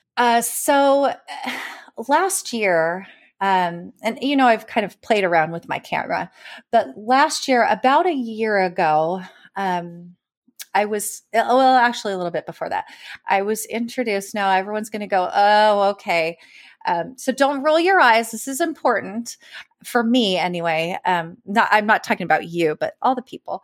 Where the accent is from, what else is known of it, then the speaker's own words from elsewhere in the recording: California, United States; also born or lived in East Coast; now in Austin, United States; I grew up in California